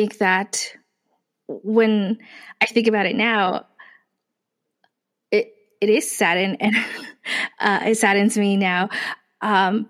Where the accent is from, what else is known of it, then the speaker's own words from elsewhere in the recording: Gallup, New Mexico, United States; also born or lived in Lupton, Arizona; now in Tucson, United States; I grew up on the border of Arizona and New Mexico, which in a small little town called Gallup, New Mexico